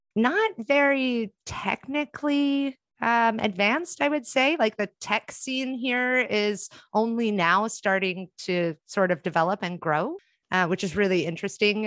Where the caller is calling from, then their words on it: Germany; also born or lived in Bay Area; I'm calling in from Germany at the moment